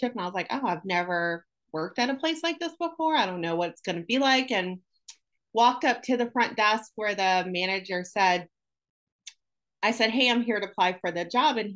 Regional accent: Syracuse, New York, United States; moved away as an adult; now in Jacksonville, United States; I am from Syracuse, New York, born and raised there. I moved to Jacksonville, Florida in 1999.

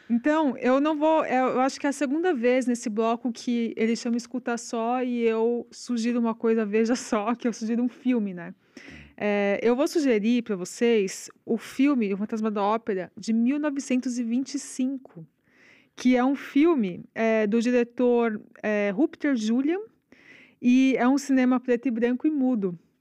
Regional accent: São Paulo, Brazil; moved away as an adult; eu sou de São Paulo, sempre morei em São Paulo, né? A vida Sim. inteira. Agora que eu moro aqui.

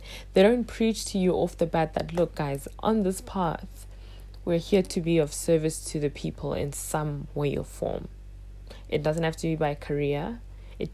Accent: South Africa; I would have been side by side with Trevor Noah as another South African who made it out the country

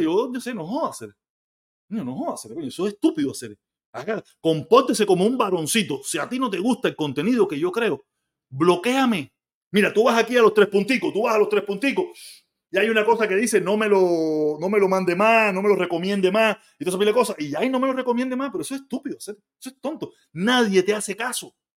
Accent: Havana, Cuba; moved away as an adult; now in Florida, United States; Yo soy habanero de pura cepa

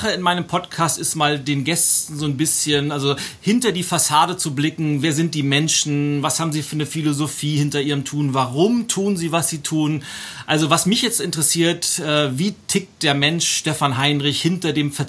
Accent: Hamburg, Germany; wenn wir als, als Hamburger nach München fahren, dann freut ihr euch immer, dass es Punkte gibt.

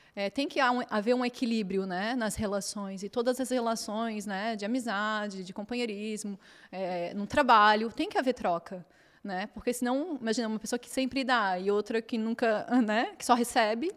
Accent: Florianópolis, Santa Catarina, Brazil; moved away as an adult; now in Portugal; Eu nasci na Ilha da Magia, que é Florianópolis. Então é um lugar lindo, com 42 praias, e tinha uma, minha família toda de lá, então tipo tive uma infância, uma adolescência super abençoada

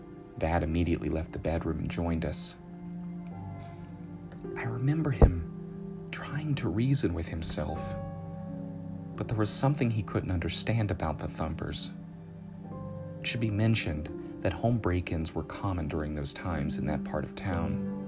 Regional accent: South Carolina, United States; also born or lived in Florida / Utah; We moved from Florida to Utah, though I knew him where I grew up in South Carolina.

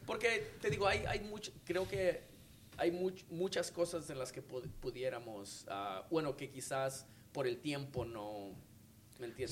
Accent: Mexico; nosotros como como mexicanos, como artistas

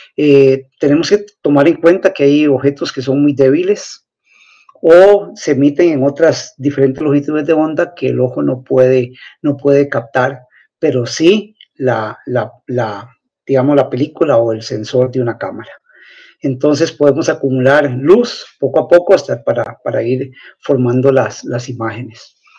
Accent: Turrialba, Cartago, Costa Rica; soy de Turrialba

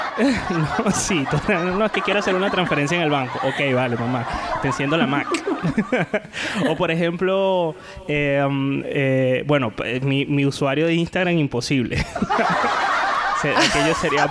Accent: Venezuela; now in Valencia, Spain; Los venezolanos, los venezolanos eh, pronunciamos las S aspiradas

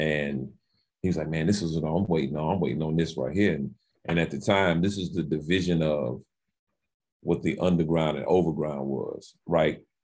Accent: Winston-Salem, North Carolina, United States; I grew up in Winston Salem, North Carolina

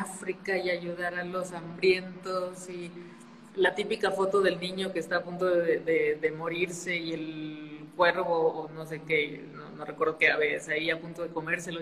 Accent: Saltillo, Coahuila, Mexico; moved away as an adult; also born or lived in Spain; now in Mexico City, Mexico; soy de Saltillo, Coahuila. Este, crecí allá

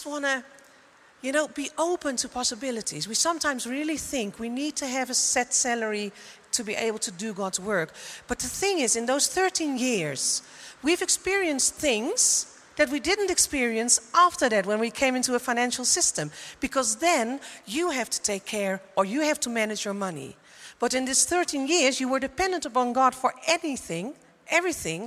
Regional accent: Netherlands; moved away as an adult; also born or lived in Coevorden, Netherlands; now in Germany; I came from Holland, and you might think I lived in Coevorden, and we are now in Germany

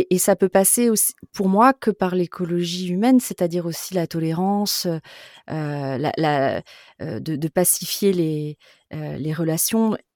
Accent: France; also born or lived in Toulouse / Bordeaux; je suis quand même fondamentalement plutôt océanique. Euh, je suis bordelaise et euh, ah toulousaine.

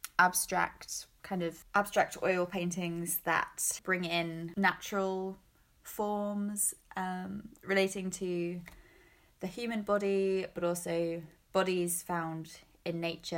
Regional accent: England, United Kingdom; now in Baltimore, United States; I am from the South Coast of England.

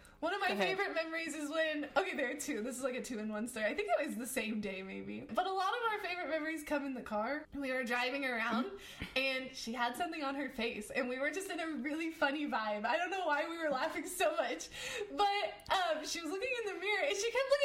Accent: United States; I'm American

